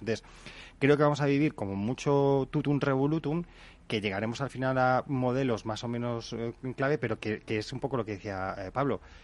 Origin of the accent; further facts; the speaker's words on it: Spain; los españoles somos muy de esto es un desastre